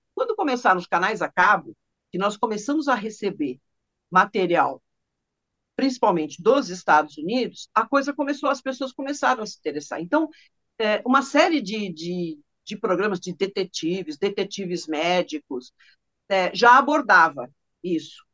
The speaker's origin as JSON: {"language": "Portuguese", "region": "São Paulo", "country": "Brazil", "said": "eu sou de São Paulo, sou paulistana"}